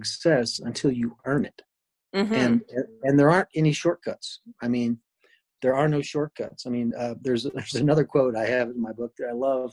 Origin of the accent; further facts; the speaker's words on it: Lexington, Kentucky, United States; moved away as an adult; also born or lived in Chapel Hill, North Carolina / Virginia / Dayton, Ohio / Akron, Ohio; I grew up in Lexington, Kentucky, went to college there at the University of Kentucky